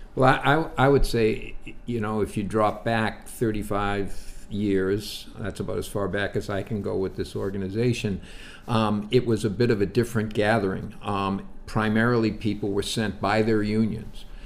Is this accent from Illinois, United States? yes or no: no; Brockton, Massachusetts, United States; my hometown, Brockton, Massachusetts